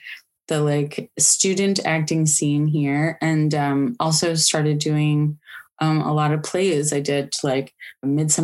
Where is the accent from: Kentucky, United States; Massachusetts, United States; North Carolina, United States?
Massachusetts, United States; Newburyport; also born or lived in Beverly, Massachusetts / Gloucester, Massachusetts; we moved to Newburyport from Beverly